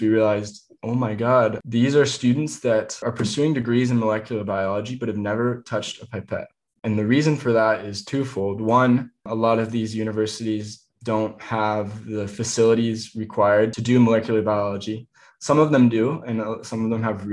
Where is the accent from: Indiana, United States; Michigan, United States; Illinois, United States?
Indiana, United States; the woods where I grew up in Indiana